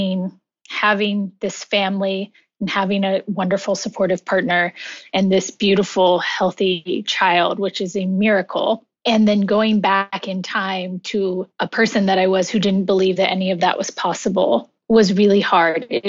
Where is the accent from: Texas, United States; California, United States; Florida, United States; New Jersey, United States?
California, United States; moved away as an adult; also born or lived in New York City; I returned home to California